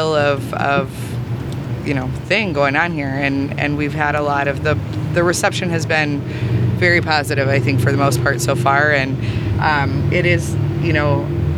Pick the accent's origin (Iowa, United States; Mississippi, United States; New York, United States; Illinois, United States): Illinois, United States; Naperville; I'm actually from Naperville, so I've only worked in like DuPage and King County